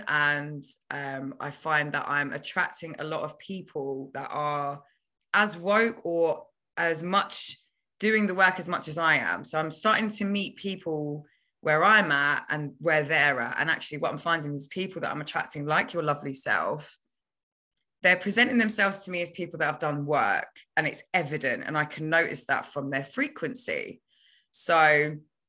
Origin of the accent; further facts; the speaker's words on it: London, United Kingdom; also born or lived in Kenya / Carshalton; I was born in England when my parents both migrated here. Then they met each other in England, even though they're both from Kenya, and the families got them married. So I started my life in England, in Battersea, South London.